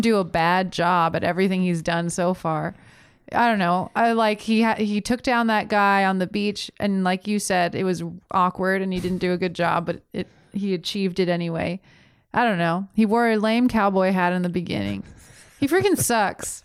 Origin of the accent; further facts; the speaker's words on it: Florida, United States; I'm from Florida